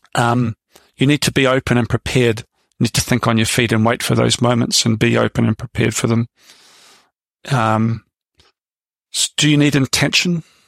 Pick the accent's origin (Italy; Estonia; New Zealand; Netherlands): New Zealand; moved away as an adult; also born or lived in London; now in United Kingdom; I came over to Britain from New Zealand when I was 25